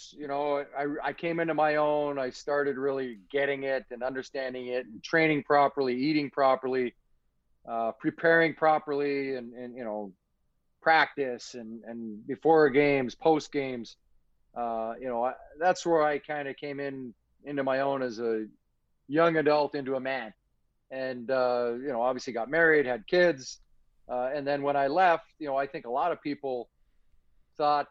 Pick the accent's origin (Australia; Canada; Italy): Canada; I'm from Canada